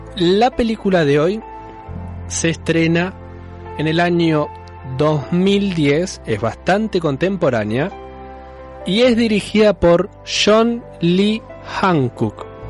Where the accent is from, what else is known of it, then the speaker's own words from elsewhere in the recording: Argentina; nuestra Argentina